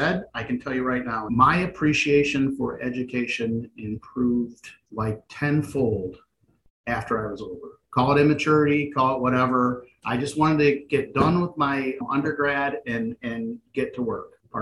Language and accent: English; Michigan, United States; I'm from Michigan, born and raised